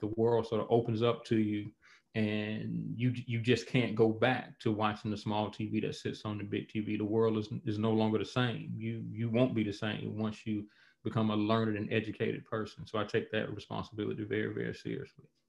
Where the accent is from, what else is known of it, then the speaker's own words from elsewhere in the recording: Montgomery, Alabama, United States; moved away as an adult; also born or lived in North Dakota / Honolulu, Hawaii / Columbus, Mississippi; now in Louisville, United States; I live in Louisville, Kentucky, uh, but I'm from Montgomery, Alabama. So, uh, Alabama is home